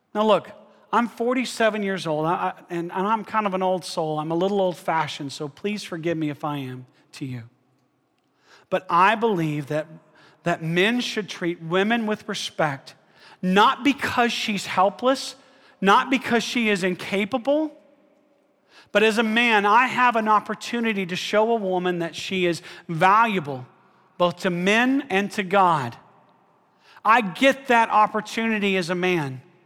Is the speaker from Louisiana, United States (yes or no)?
no; Alabama, United States; I'm from Alabama.